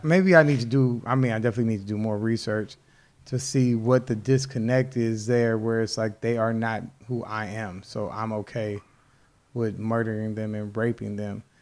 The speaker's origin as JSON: {"language": "English", "country": "United States"}